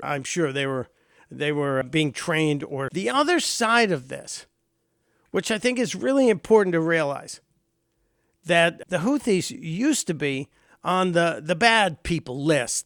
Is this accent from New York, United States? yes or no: no; Chicago, Illinois, United States; my home state of Illinois, where I was born in the city of Chicago.